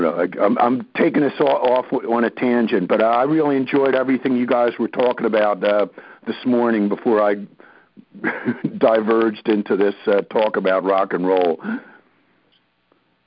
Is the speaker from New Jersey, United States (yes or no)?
yes; New Jersey, United States; moved away as an adult; now in West Virginia, United States; you may be able to tell from my accent that I originate from South Jersey